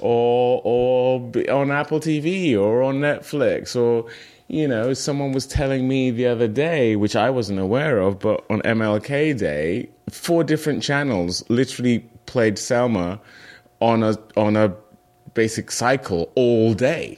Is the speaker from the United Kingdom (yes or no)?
yes; United Kingdom; moved away as an adult; also born or lived in Nigeria; now in United States; I identify as British